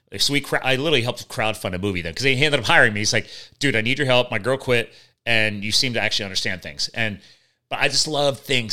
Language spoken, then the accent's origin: English; Pennsylvania, United States; right here in my home state of Pennsylvania